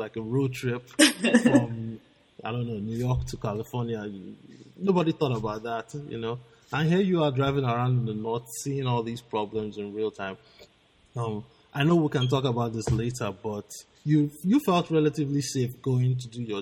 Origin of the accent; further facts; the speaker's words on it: Lagos, Nigeria; I was born and raised in Lagos